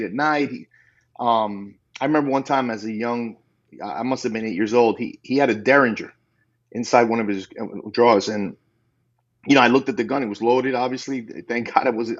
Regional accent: New York, United States; growing up in New York as a kid

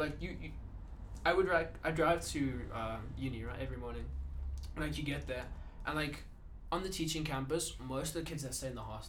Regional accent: South Africa; I'm from South Africa, dude.

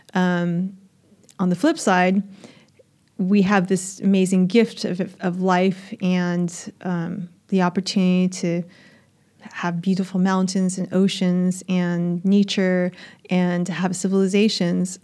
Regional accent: United States; accent: American; moved away as an adult; now in Australia

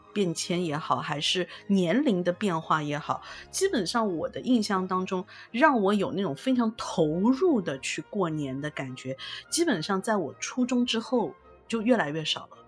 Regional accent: Shanghai, China; moved away as an adult; now in Canada; 我是上海人哈

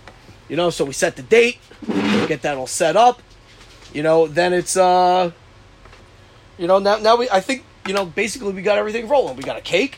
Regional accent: New Jersey, United States; moved away; they called me … out there mm-hmm. because I was from New Jersey.

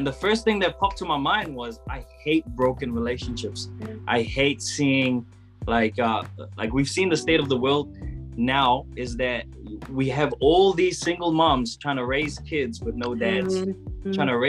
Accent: Cook Islands; also born or lived in Solomon Islands / New Caledonia; And I am from the Cook Islands. I've had a crazy upbringing, I would say. So I was actually born in the Solomon Islands, and then when I was 2 years old, we moved to New Caledonia for 11 years.

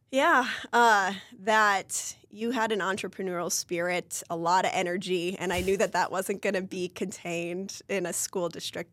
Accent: Marshall, Minnesota, United States; my hometown in Marshall, Minnesota.

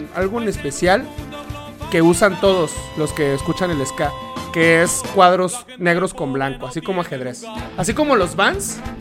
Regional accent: Tabasco, Mexico; moved away; nosotros somos de Tabasco. Bueno, no vivimos allá

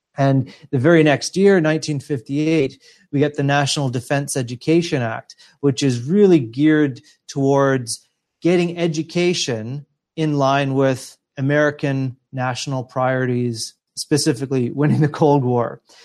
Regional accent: Edmonton, Alberta, Canada; moved away; my hometown of, uh, Edmonton, Alberta, in Canada.

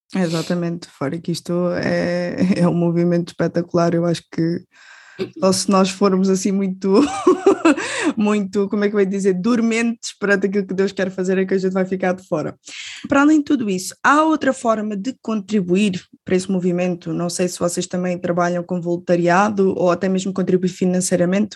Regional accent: Albufeira, Algarve, Portugal; eu sou da Albufeira, do Algarve

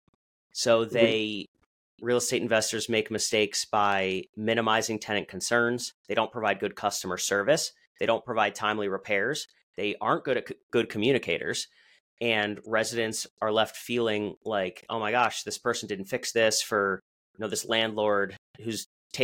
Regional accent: Allentown, Pennsylvania, United States; my hometown

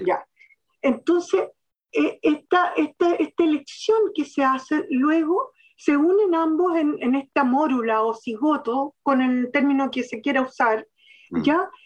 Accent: Chile; nosotros, los chilenos, los chilenos, propiamente tal

